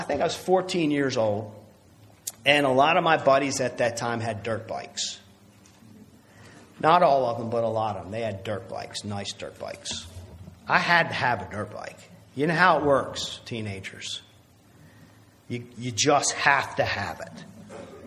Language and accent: English; United States; as American Christians